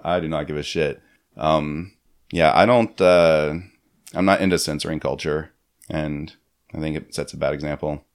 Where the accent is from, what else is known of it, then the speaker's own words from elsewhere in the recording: Florida, United States; I grew up in Florida